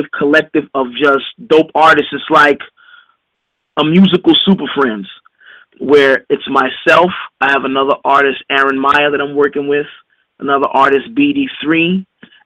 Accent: New York, United States; I'm from New York

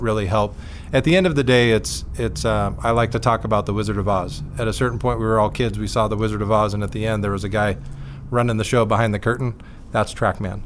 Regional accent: Bonita, California, United States; also born or lived in Richmond, Virginia; Grew up in San Diego, yeah. down in Bonita, California

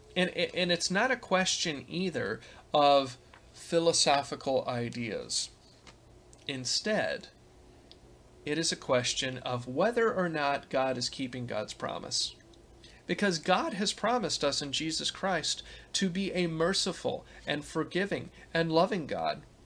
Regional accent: Gulf Coast of Texas and Louisiana, United States; moved away; where I grew up on the Gulf Coast of Texas and Louisiana

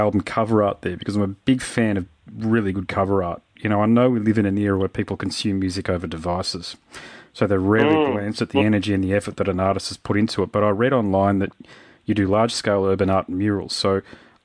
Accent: Queensland, Australia; I'm a Queenslander, I've played in rural locations in Queensland

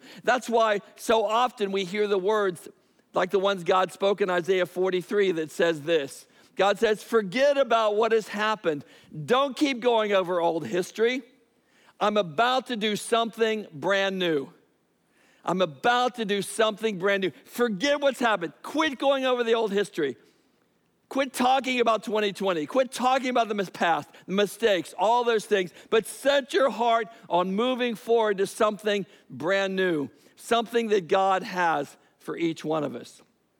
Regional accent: Biloxi, Mississippi, United States; born there; I was born in Biloxi, Mississippi, a Keesler Air Force Base. But the reality is, you know, I went to 10 different schools in my lifetime in 5 different states and 2 different countries.

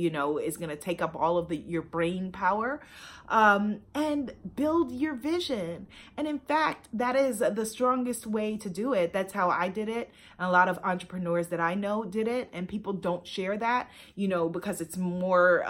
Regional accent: New York, United States; my hometown of New York

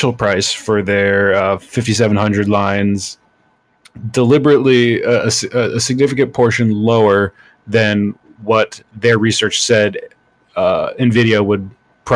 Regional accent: United Kingdom; I'm British

